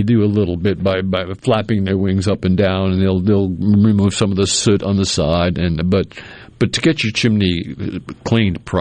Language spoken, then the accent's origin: English; New England, United States; now in Mississippi, United States; I grew up in New England